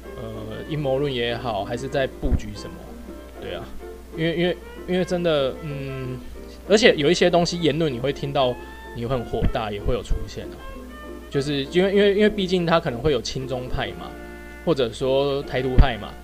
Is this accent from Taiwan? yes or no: yes; Taiwan; 我们台湾